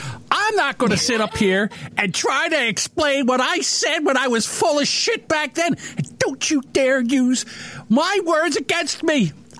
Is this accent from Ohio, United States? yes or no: no; New Jersey, United States; Hey, listen, I'm from South Jersey.